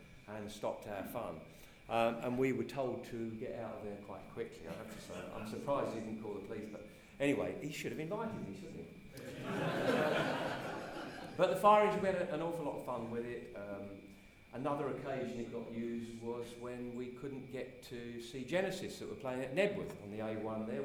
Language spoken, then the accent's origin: English; Royston, East of England, United Kingdom; also born or lived in Cambridge; my hometown of Royston